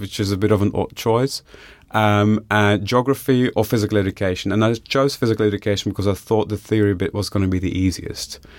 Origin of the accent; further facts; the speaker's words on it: Bellem, Flanders, Belgium; moved away as an adult; also born or lived in Ghent; now in Australia; I grew up in Flanders, uh, in a, a village called Bellem, which is about twenty kilometers from a city called Ghent